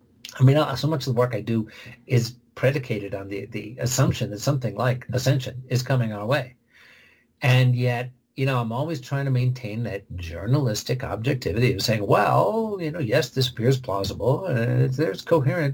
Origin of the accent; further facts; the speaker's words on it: Oak Park, Illinois, United States; I'm from Oak Park, Illinois